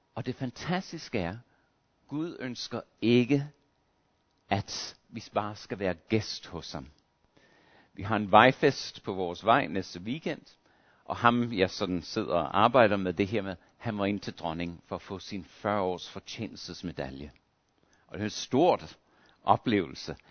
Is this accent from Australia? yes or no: yes; Australia; moved away; Jeg voksede op i Australien